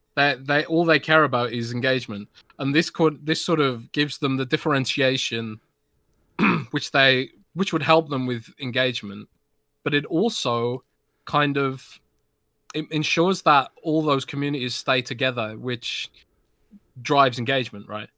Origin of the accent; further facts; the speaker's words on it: United Kingdom; I'm British